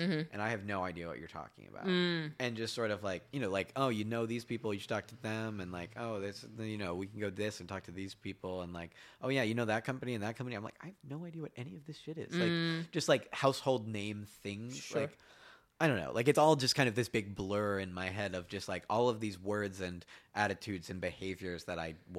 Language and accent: English; Massachusetts, United States; oh, I'm from Cape Cod, and they're like, oh, that's cool.